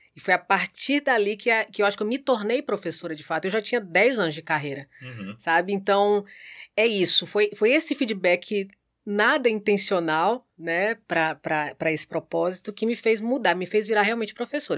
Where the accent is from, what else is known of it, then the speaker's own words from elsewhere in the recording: Santos, São Paulo, Brazil; now in Natal, Brazil; Eu nasci em Santos, São Paulo